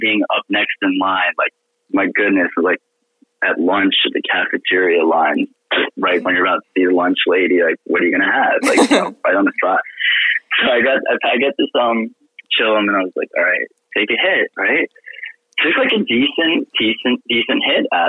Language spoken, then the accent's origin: English; New York, United States; also born or lived in Europe / Turkey; now in Naples, United States; I grew up in New York